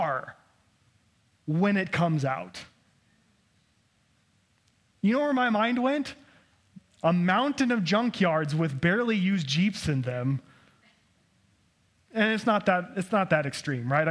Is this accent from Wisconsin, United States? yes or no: no; Idaho, United States; me growing up in Idaho